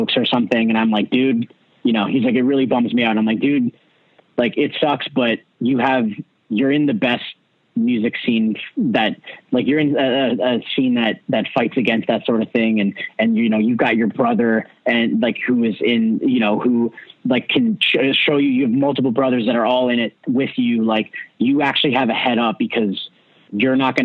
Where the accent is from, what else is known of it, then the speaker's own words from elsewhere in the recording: Hamilton, Ontario, Canada; growing up in Hamilton